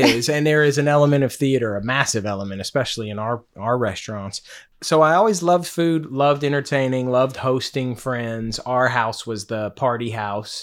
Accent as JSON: {"language": "English", "town": "Henderson", "region": "Kentucky", "country": "United States", "tie": "born or raised there", "moved": "yes", "lives_now": "Charleston, United States", "said": "I'm from Henderson, Kentucky. So it's in the western part of Kentucky."}